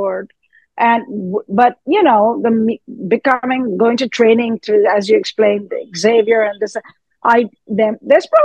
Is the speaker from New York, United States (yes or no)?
yes; New York, United States; I'm a New Yorker